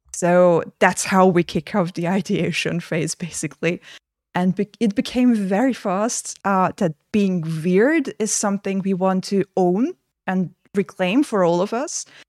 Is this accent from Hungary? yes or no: yes; Hungary; I got admitted to film school in my home country, Hungary